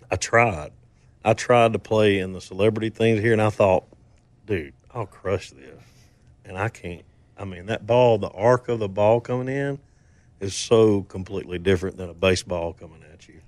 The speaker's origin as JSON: {"language": "English", "region": "Mississippi", "country": "United States", "tie": "born or raised there", "said": "I grew up in Mississippi"}